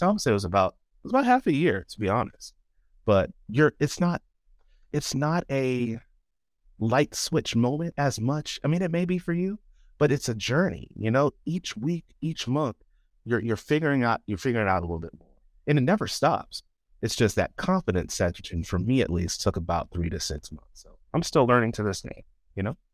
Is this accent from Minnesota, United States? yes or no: no; Chesapeake Beach, Maryland, United States; moved away as an adult; also born or lived in College Park, Maryland; now in near Washington, D.C., United States; I am originally from Chesapeake Beach, Maryland. It's a fairly rural area. Um, I, I don't think it's the most rural, but it's definitely not suburban. Um, grew up there all my life